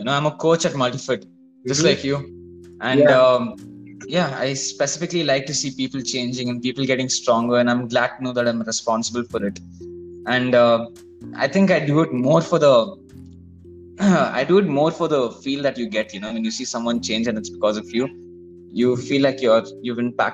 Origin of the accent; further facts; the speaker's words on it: Bangalore, Karnataka, India; All of us are from Bangalore.